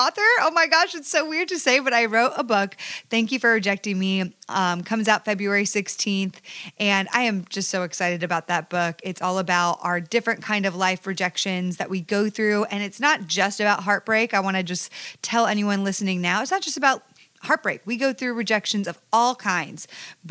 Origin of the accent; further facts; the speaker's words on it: Ajax, Ontario, Canada; now in Los Angeles, United States; I am Canadian